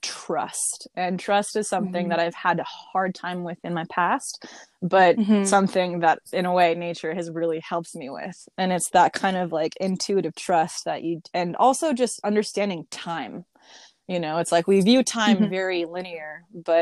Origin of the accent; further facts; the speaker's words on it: Las Vegas, Nevada, United States; I grew up out in Las Vegas